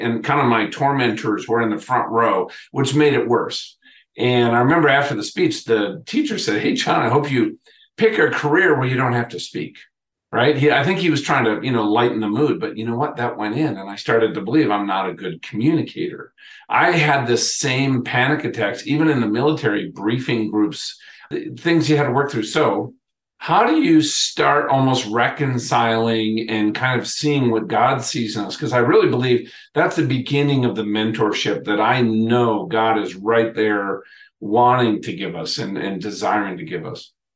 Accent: Minnesota, United States; I grew up in Minnesota

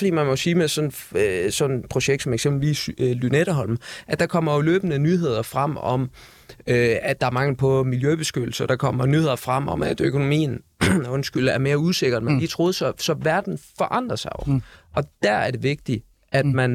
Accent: Aarhus, Central Denmark Region, Denmark; jeg er fra Aarhus, ikke?

